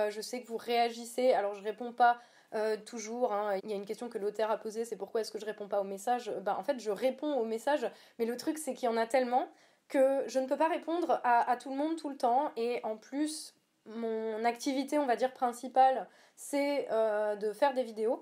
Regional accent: Lorraine, Grand Est, France; also born or lived in Verdun; j'ai grandi dans le PIO, Villerullon, oui. et ensuite, j'ai fait mon lycée à Verdun.

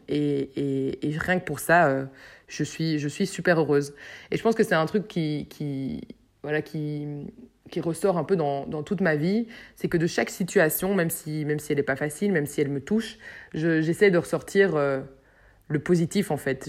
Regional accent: Brussels, Brussels-Capital Region, Belgium; j'habite à Bruxelles, je suis bruxelloise pure souche, j'adore notre ville.

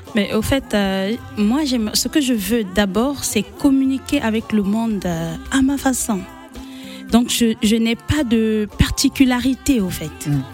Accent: Republic of the Congo; née à Bunji

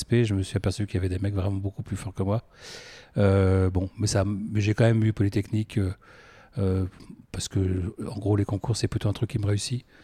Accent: Versailles, Île-de-France, France; also born or lived in Paris; dès l'âge de 3 ans, j'ai émigré à Versailles et j'ai grandi à Versailles jusqu'à la prépa. Euh, après, j'ai vécu à Paris ou en proche banlieue.

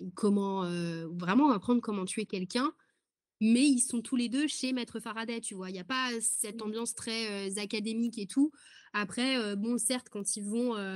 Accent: France; je suis française, j'habite en France

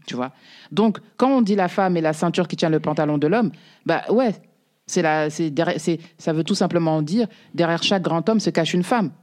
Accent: Paris, Île-de-France, France; also born or lived in Mauritania (ancestry, Soninke) / banlieue; j'ai grandi à, je suis né, j'ai grandi à Belleville.

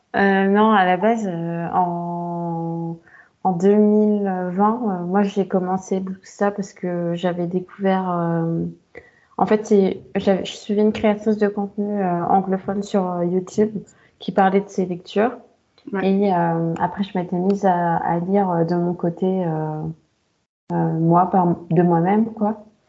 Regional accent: France; also born or lived in Yaoundé (family origin); je suis née j'ai vécu en France

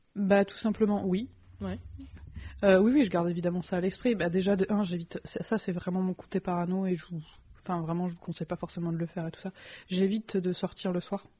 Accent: France; en tant que française

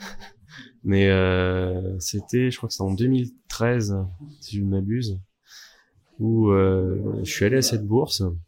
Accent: Bordeaux, Nouvelle-Aquitaine, France; also born or lived in Morteau; now in Vallée de Joux, Switzerland; viens de Bordeaux à la base

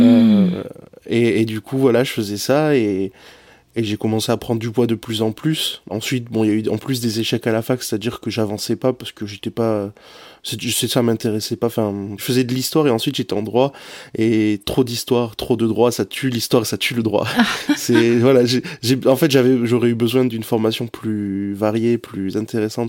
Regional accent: the South-West, south-west France, France; moved away as an adult; also born or lived in Lille; à 1000 km de chez moi, parce que je viens du Sud-Ouest

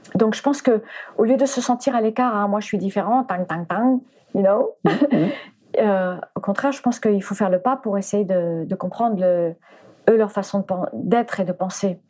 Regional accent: France; French is a second language; also born or lived in United States / Spain; j'étais américaine quand je suis arrivée en France. Donc je, déjà je parlais pas français et j'ai commencé à aller à l'école. Je sais plus à quel âge on va à l'école, mais j'avais 4 ans quand on est arrivé

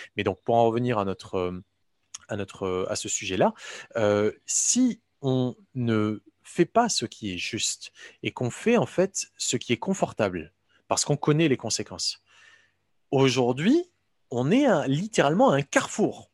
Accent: Morocco; moved away; j'ai grandi au Maroc

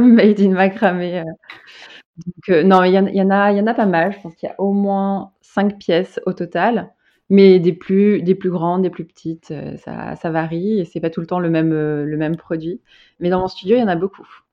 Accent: Bordeaux, Nouvelle-Aquitaine, France; moved away as an adult; also born or lived in Paris; now in Amsterdam, Netherlands; Je viens de, de Bordeaux

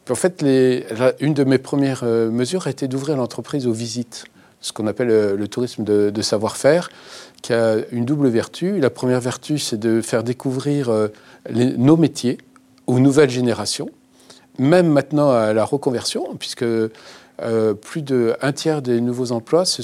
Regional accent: Normandy, France; Et, les Normands, euh, je suis normand, euh, vivons heureux, vivons cachés.

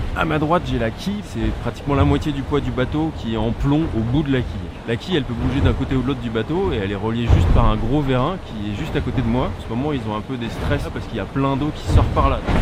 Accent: Brest, Brittany, France; je viens de Brest, alors j'ai un peu de mal à prononcer la plupart des mots. Je les bouffe. Ah ouais ouais ouais. J'ai peut-être un petit accent

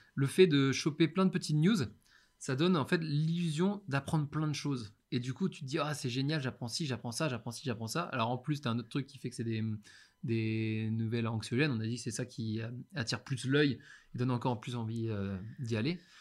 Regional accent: Brest, Brittany, France; moved away; also born or lived in China; je rentre chez moi, à Brest, chez ma mère

